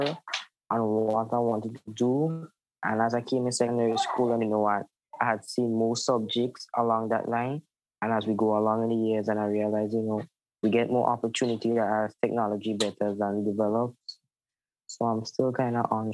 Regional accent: Gouyave, Saint John, Grenada; I am from Guelph, St. John.

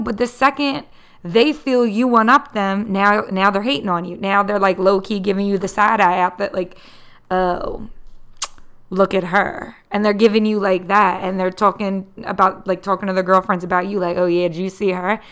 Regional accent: Philadelphia, Pennsylvania, United States; I am born and raised in the Philadelphia area.

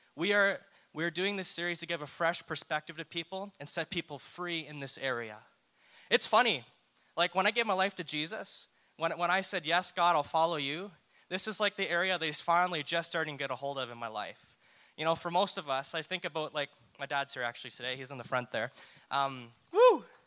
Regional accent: New Brunswick, Canada; I'm from New Brunswick and I went to a church there growing up

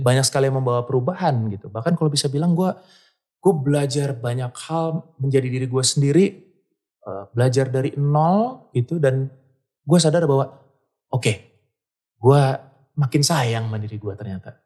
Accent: Bandung, West Java, Indonesia; besar di Bandung

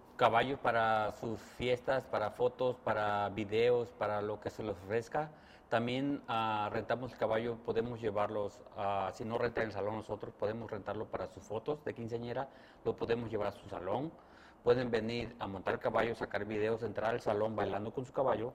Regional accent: Mexico; moved away; yo soy mexicano y soy de un rancho

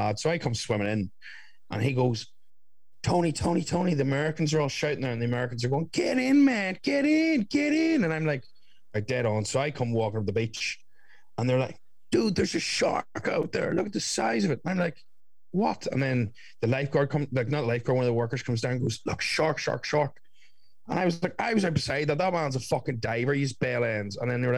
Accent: Ireland; I'm from Ireland

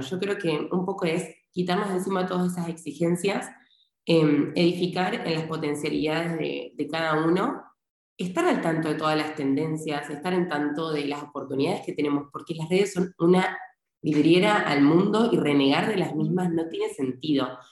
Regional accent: Argentina; now in Spain; soy argentina, eh, tengo ciudadanía italiana y vivo en España en este momento.

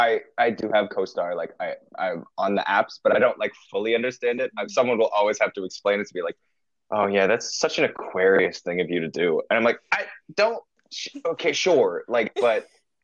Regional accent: Overland Park, Kansas, United States; moved away as an adult; also born or lived in Evanston, Illinois; now in Boston, United States; I'm from Overland Park, Kansas, originally, very Midwesterner at heart.

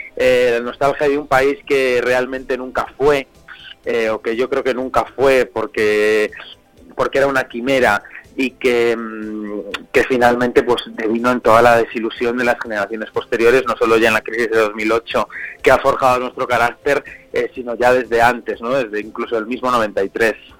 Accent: Zamora, Castile and León, Spain; now in Madrid, Spain; yo soy zamorano de Zamora por muchos años

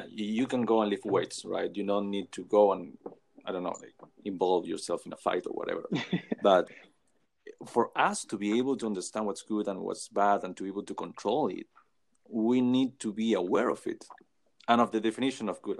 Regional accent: Chile; I am from South America, from Chile

